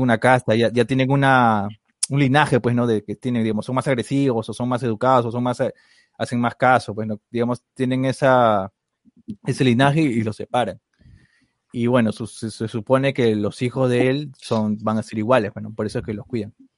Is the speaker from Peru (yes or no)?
yes; Peru; Deberíamos saber como peruanos